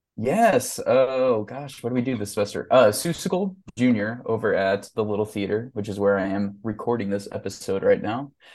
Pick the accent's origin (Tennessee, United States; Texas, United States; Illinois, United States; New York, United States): Illinois, United States; Mattoon; my hometown of Mattoon, Illinois